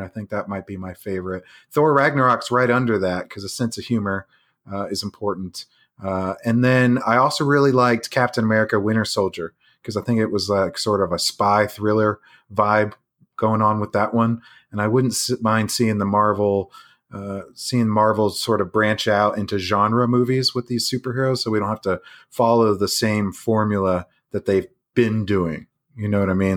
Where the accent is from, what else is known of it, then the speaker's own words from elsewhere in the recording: Jupiter, Florida, United States; We grew up in Jupiter, Florida.